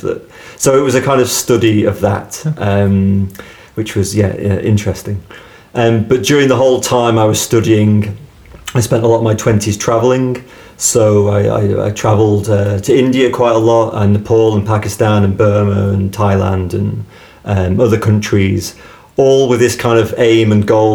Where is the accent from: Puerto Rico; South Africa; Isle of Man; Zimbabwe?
Isle of Man; Douglas; accent: Manx; moved away as an adult; also born or lived in Lampeter, Wales / Bristol / Falmouth, Cornwall; I was brought up in Douglas